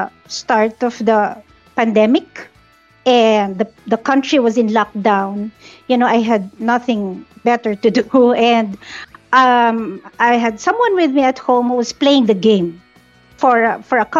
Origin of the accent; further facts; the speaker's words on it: Manila, Metro Manila, Philippines; So I am from the Philippines. Specifically, I'm from the southern part of Manila